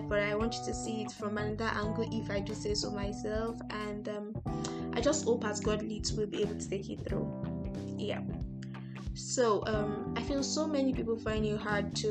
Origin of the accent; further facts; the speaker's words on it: Nigeria; I'm a Nigerian